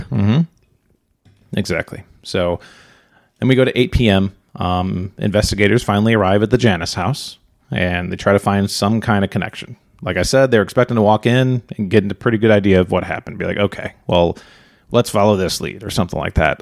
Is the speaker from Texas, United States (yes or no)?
no; Chicago suburbs, Illinois, United States; moved away; we are from Chicago suburbs originally